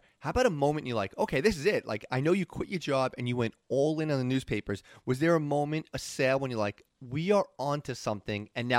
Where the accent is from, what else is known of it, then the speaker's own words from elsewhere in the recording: New York City, New York, United States; I was born in Staten Island